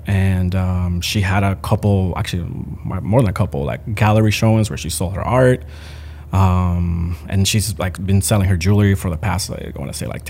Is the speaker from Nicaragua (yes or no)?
yes; Managua, Nicaragua; born there; also born or lived in Puerto Rico; In Managua, Nicaragua. My parents moved to Puerto Rico. My dad's Puerto Rican, so we moved.